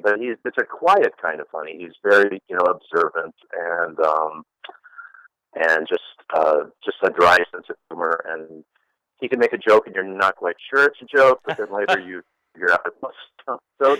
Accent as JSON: {"language": "English", "town": "Chicago", "region": "Illinois", "country": "United States", "tie": "born or raised there", "also_born_or_lived": "Ohio", "moved": "as an adult", "lives_now": "Los Angeles, United States", "said": "I grew up in Chicago. And watched Chicago Second City. I grew up loving sketch and improv and going down there as much as my family would allow us to do because we lived in the suburbs."}